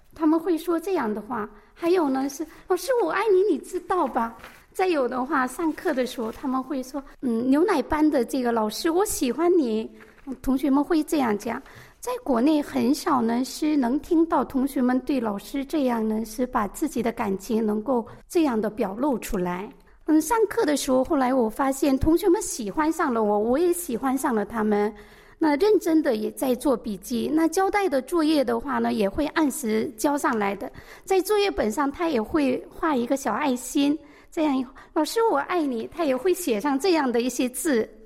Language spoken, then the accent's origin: Chinese; China; moved away as an adult; now in South Korea; 我是来自中国的高中化学教师，任教已经二十九年了，在韩国华侨中学呢任教十年